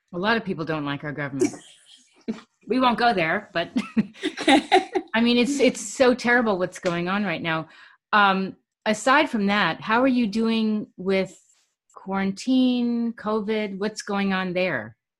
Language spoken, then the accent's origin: English; New York City, New York, United States; my life really consisted of fast food growing up in New York City